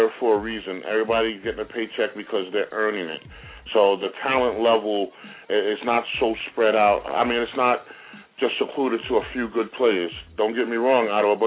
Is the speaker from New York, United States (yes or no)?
yes; Brentwood, New York, United States; moved away as an adult; also born or lived in Atlanta, Georgia / Green Bay, Wisconsin; I'm from Brentwood